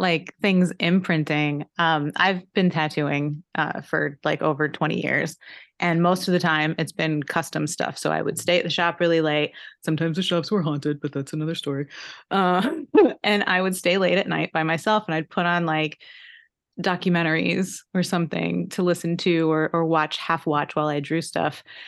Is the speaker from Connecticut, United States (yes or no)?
yes; Connecticut, United States; I grew up in Connecticut